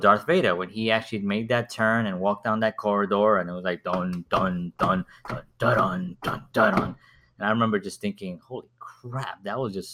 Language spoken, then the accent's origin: English; New York City, New York, United States; growing up, I grew up in the South Bronx